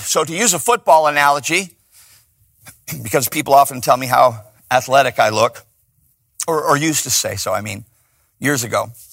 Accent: Chicago, Illinois, United States; now in Los Angeles, United States; I'm from Chicago.

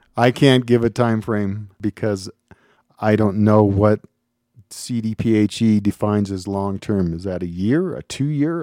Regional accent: Minnesota, United States; moved away as an adult; also born or lived in Missoula, Montana; now in Colorado, United States; I'm originally from Minnesota

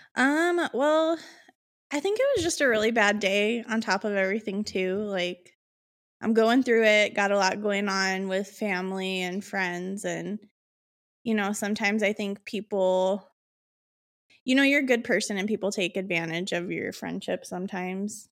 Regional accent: Illinois, United States; I'm from Illinois

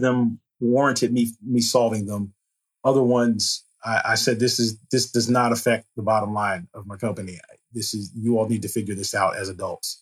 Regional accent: Hampton, Virginia, United States; now in Richmond, United States; I'm from Hampton, Virginia

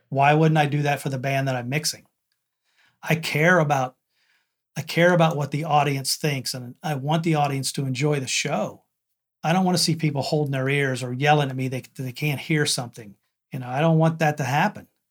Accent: McConnellsburg, Pennsylvania, United States; I'm from McConnellsburg, Pennsylvania.

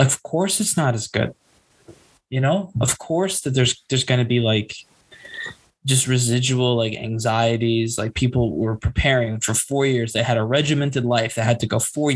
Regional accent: United States; we're both from the United States.

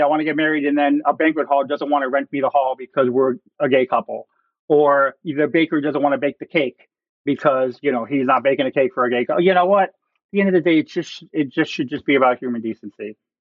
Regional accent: Florida, United States; now in Ohio, United States; I'm originally from Florida. I had never seen snow in my life till I moved here.

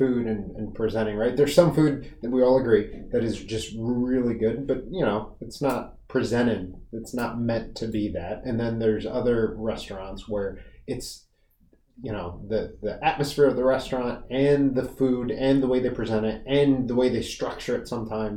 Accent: Las Vegas, Nevada, United States; now in Rockville, United States; I'm from Vegas originally

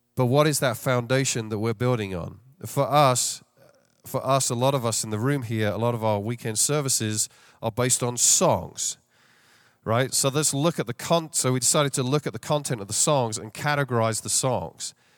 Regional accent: London, United Kingdom; moved away as an adult; now in Chicago, United States; I don't have a Chicago accent. Uh, born and raised in London, England, and came over here fifteen years ago

